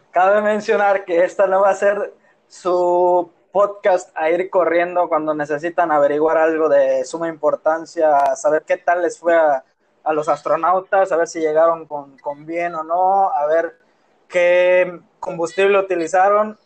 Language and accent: Spanish; Mérida, Yucatán, Mexico; Yo soy yucateco